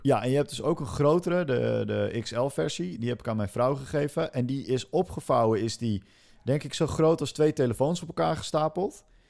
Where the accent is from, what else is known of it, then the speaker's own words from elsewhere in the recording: Netherlands; want ik ben een Hollander